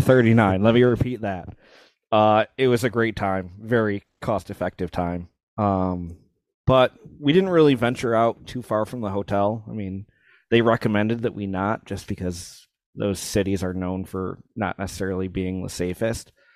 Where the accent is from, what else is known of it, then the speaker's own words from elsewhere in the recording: United States; as an American